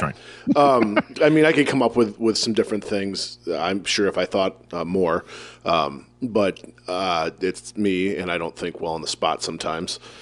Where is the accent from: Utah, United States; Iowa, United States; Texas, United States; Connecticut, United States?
Iowa, United States; I'm from Iowa